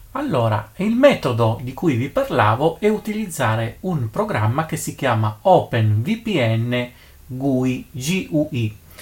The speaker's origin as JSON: {"language": "Italian", "country": "Italy", "said": "nel mio paese eh, d'Italia"}